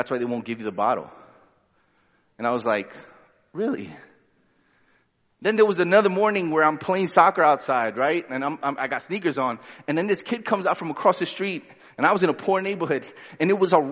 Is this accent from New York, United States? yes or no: yes; New York City, New York, United States; also born or lived in Honduras; I was born in Honduras, lived there for 3 years, and then we moved to Brooklyn. And then I didn't go back to Honduras till I was 14. When I went back, by then, I was more Brooklyn than anything else.